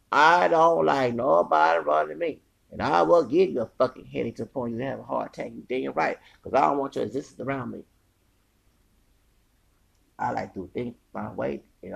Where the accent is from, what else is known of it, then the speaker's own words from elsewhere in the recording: the South, United States; I'm from the South. I don't know. That's why I'm for integration. I'm glad I went to an integrated school.